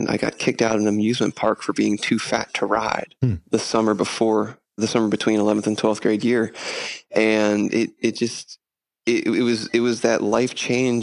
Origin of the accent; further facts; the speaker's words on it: Pittsburgh, Pennsylvania, United States; moved away; I'm originally from Pittsburgh